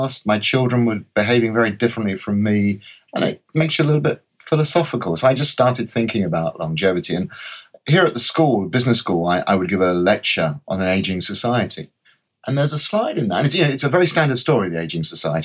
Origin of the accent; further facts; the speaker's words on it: London, United Kingdom; I'm a Londoner, or a North Londoner, to be more precise. I was born in Enfield, went to school at Edmonton